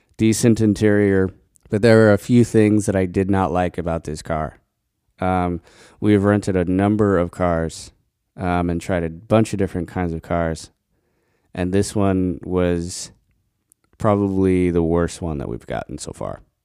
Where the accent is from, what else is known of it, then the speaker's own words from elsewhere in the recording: Colorado, United States; moved away; growing up in Colorado, you could get bison burgers anywhere